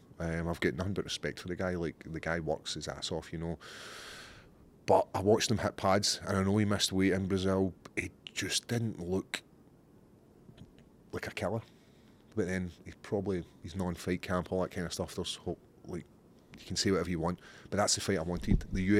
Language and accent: English; Scotland, United Kingdom; I don't know. I think it's being Scottish.